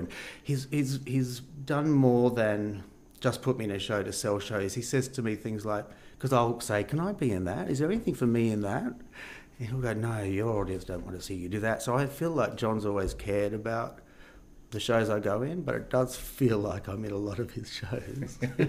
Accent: Perth, Western Australia, Australia; because we're from Perth and you know, no one really knew Perth. People weren't really doing much over East, as we used to call it.

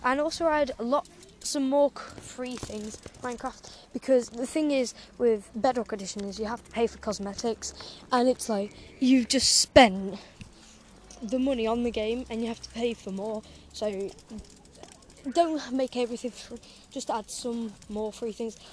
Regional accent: England, United Kingdom; I wanted England to win because it's my home country

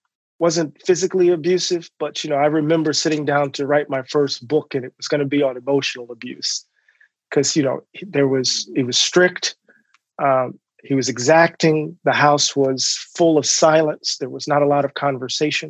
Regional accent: Moss Point, Mississippi, United States; I'm a country boy from the coast of Mississippi, born and raised in a town called Moss Point, right next to Pascagoula

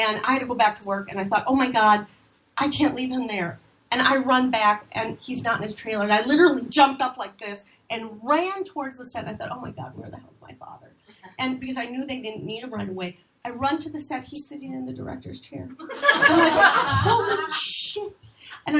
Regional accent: Minnesota, United States; moved away as an adult; now in Los Angeles, United States; I'm here from Minnesota, and I'm working on a real TV show

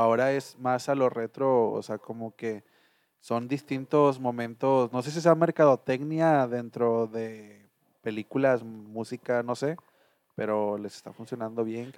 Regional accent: Mexico; como mexicano o como latino

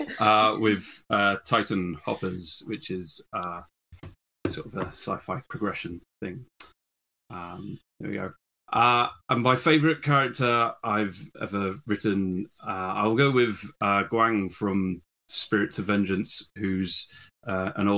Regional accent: United Kingdom; I'm a British fantasy and sci-fi author.

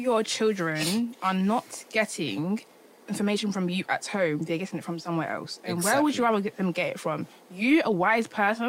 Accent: London, United Kingdom; I was brought up in London, because certain things that African mentality is not... I don't have it because I wasn't born and raised in Ghana.

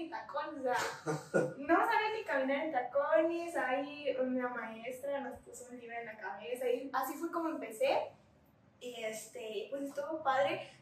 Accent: Ciudad Valles, San Luis Potosí, Mexico; also born or lived in Huehuetlán, San Luis Potosí; Yo soy de Huehuetlán, pero ah. estoy eh, aquí en Valles ah, desde primera y secundaria.

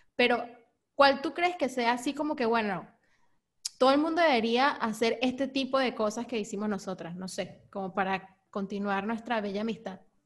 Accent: Lechería, Anzoátegui, Venezuela; also born or lived in Caracas; nací en Caracas, pero mi infancia, como mi colegio, la, la pasé en lechería.

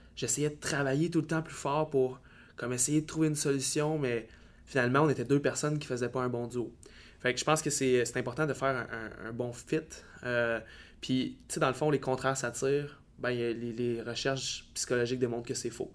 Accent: Baie-Comeau, Quebec, Canada; moved away as an adult; also born or lived in Val-d'Or; de ma petite ville natale à Bécomo, pour partir à l'université

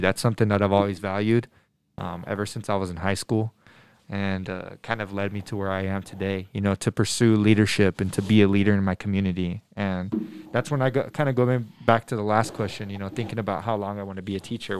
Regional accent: Denver, Colorado, United States; I'm from Denver. I was born and raised in Denver

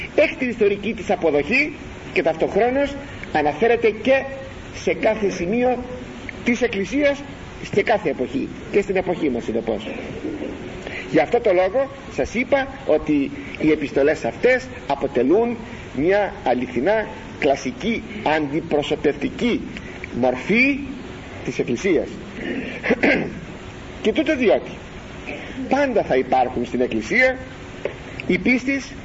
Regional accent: Greece; Είμαστε Έλληνες

